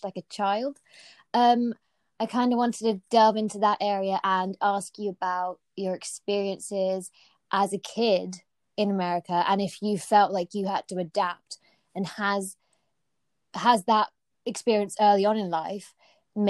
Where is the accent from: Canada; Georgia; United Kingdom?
United Kingdom; we're British because I've been born here.